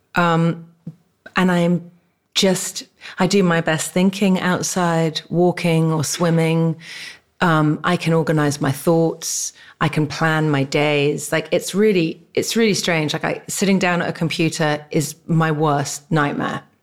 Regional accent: England, United Kingdom; also born or lived in Barbados; now in California, United States; I was born in England

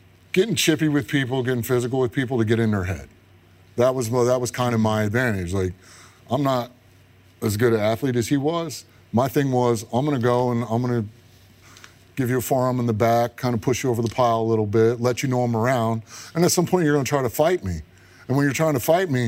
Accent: Michigan, United States; my whole thing growing up, where I grew up in Michigan, was watching University of Michigan football

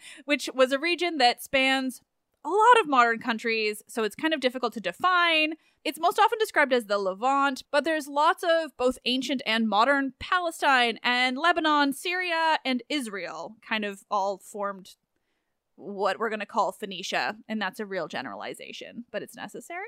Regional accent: England, United Kingdom; I am very English

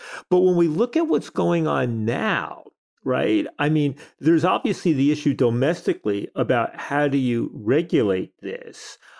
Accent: United States; as an American

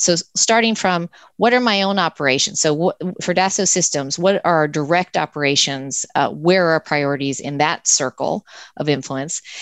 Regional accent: United States; I'm an American

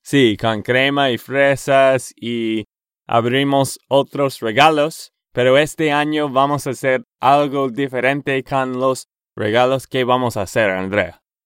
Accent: Texas, United States; de Texas, Estados Unidos.

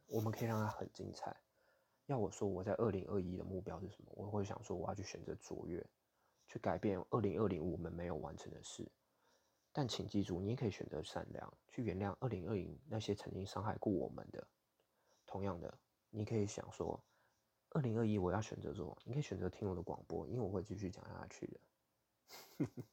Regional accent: Taiwan; moved away; 我台湾人

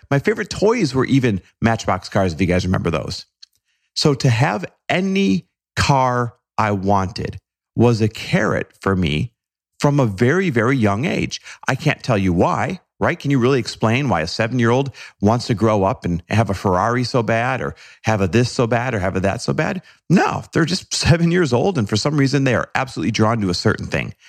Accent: Green Bay, Wisconsin, United States; there weren't much for exotic cars around Green Bay, Wisconsin, where I grew up

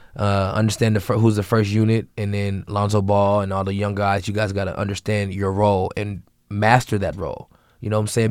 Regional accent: Seattle, Washington, United States; I'm a kid from Seattle, Washington

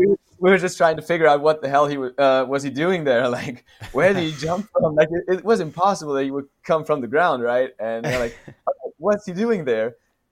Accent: west Austria, Austria; now in Vienna, Austria; So I'm not originally from Vienna, but from a small city in the west of Austria, and there was actually a pretty big scene there.

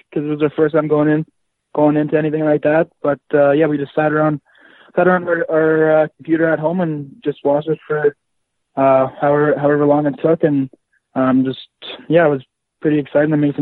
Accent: Yorkton, Saskatchewan, Canada; now in Kelowna, Canada; I'm from Yorkton, Saskatchewan

